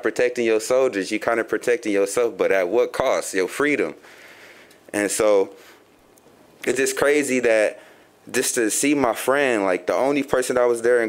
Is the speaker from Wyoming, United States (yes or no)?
no; Chicago, Illinois, United States; now in Grand Rapids, United States; I come from Chicago.